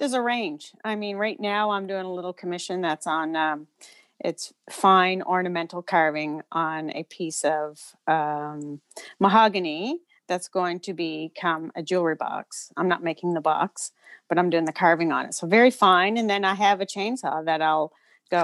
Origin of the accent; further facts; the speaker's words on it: Milford, Nova Scotia, Canada; also born or lived in Cape Breton / Tantallon / Shubenacadie; I was born in Cape Breton and then moved to the mainland when I was about 3 or 4. We had a short stint in Tantallon before my parents bought a house in Milford